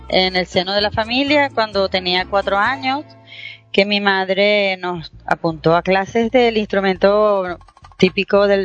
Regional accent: Venezuela; also born or lived in Spain; porque yo también soy española, o sea, soy venezolana y española.

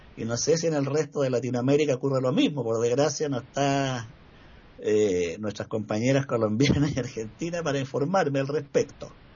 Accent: Chile; acá en Chile

